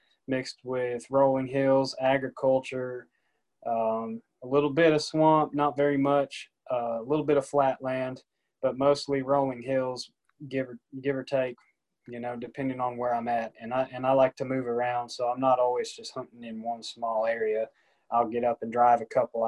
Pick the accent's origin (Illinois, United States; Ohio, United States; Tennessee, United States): Tennessee, United States; Nashville; I'm from the Nashville area, grew up here